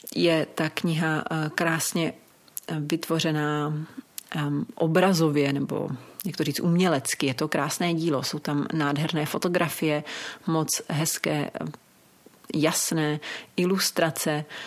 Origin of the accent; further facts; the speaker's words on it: Czechia; u nás v Čechách